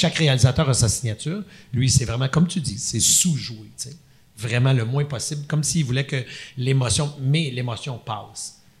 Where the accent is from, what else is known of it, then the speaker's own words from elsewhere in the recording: Quebec, Canada; je suis un Québécois